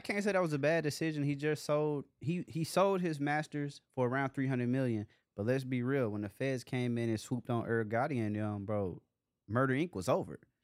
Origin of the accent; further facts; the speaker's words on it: Dallas, Texas, United States; growing up in Dallas